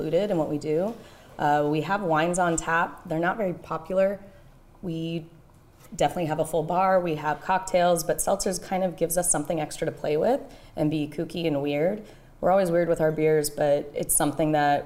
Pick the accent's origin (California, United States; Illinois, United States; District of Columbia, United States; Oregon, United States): California, United States; Bay Area; now in Hawaii, United States; I'm originally from the Bay Area